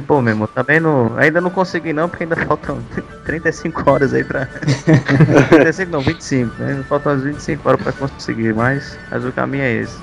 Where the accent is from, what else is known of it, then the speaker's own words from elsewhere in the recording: Espírito Santo, Brazil; moved away as an adult; now in Rio Grande do Norte, Brazil; Eu sou capixaba, sou do Espírito Santo, mas já moro por aqui há 10 anos